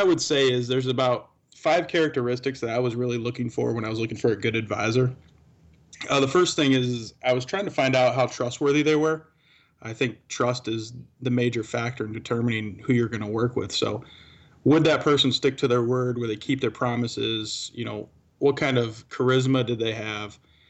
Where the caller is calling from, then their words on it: Wood Dale, Illinois, United States; You know what? I'm at my home today, so I'm from Wooddale, Illinois today.